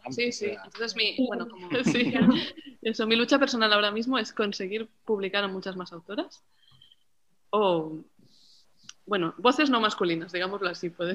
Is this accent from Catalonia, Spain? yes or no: yes; Barcelona, Catalonia, Spain; de Barcelona